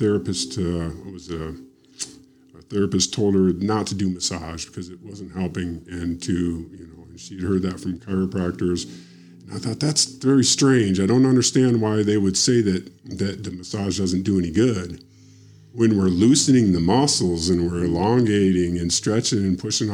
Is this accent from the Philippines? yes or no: no; Michigan, United States; moved away; I'm from Michigan